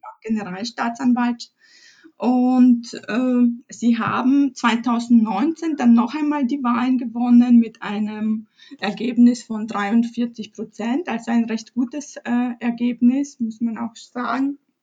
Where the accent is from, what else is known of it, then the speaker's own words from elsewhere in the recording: Chrzanów, Lesser Poland, Poland; moved away; ich stamme ursprünglich aus Polen. Ich bin in Polen geboren, in einer kleinen Stadt Chrzanów, 40.000 Einwohner, zwischen Krakau und Katowice im Süden